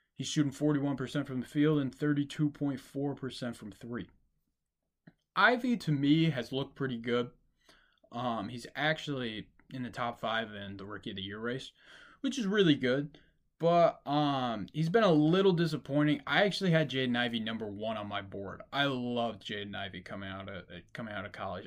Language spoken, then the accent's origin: English; Detroit, Michigan, United States; I'm from Detroit.